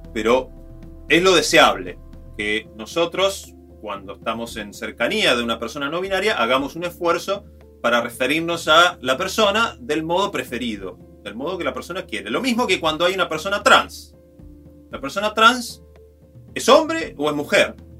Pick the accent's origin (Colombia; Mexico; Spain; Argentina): Argentina; Río Negro; yo soy de Río Negro, en las escuelas, en los días del 9 de julio, cantábamos el himno este, de Río Negro